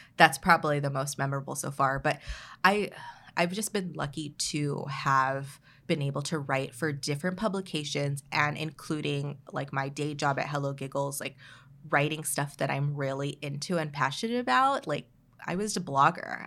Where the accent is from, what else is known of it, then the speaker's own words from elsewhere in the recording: Oxnard, California, United States; I was, like, a kid growing up in Oxnard